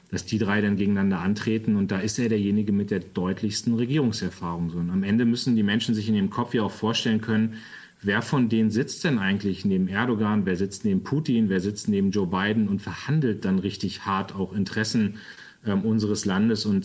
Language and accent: German; Northern Germany, Germany; Und sage ich mal, auch als Norddeutscher äh, liegt mir dann seine Art auch sehr.